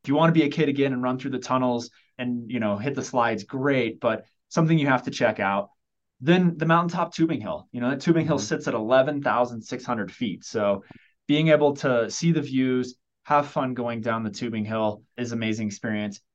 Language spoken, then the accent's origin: English; Oklahoma, United States; now in Colorado, United States; I grew up in Oklahoma.